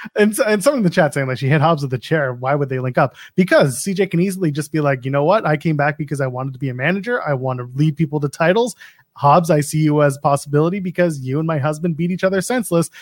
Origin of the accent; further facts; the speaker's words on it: Canada; I'm a Canadian